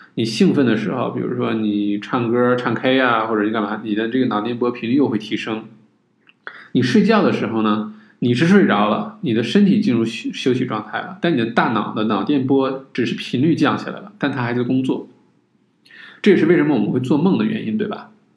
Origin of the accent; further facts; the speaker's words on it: China; 就是说我们中国人不是说这个近朱者赤，近墨者黑，对吧？